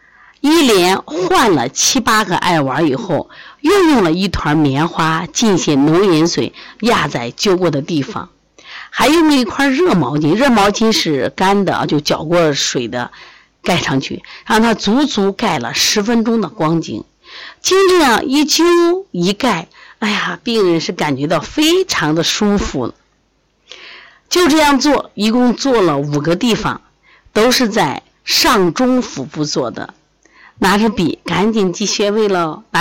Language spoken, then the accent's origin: Chinese; China; 就是我们中国人的智慧， 方法非常好啊！